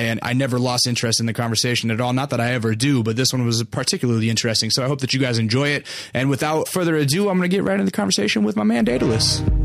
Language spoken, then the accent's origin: English; Alaska, United States; now in Los Angeles, United States; I'm, uh, originally from, out of state. I'm from Alaska.